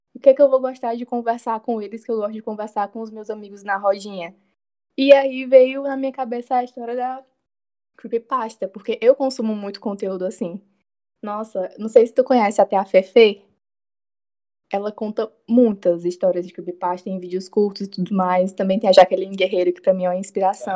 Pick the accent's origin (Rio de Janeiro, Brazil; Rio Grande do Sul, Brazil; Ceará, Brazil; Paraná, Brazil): Ceará, Brazil; Itapipoca; eu cresci em Tapipoca